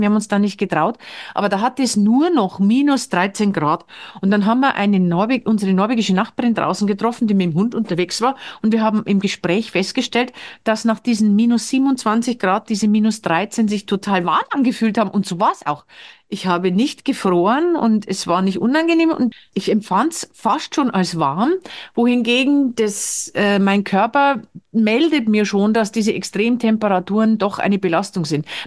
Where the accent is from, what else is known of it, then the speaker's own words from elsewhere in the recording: Bavaria, Germany; moved away as an adult; now in Norway; ich komme ja aus Bayern.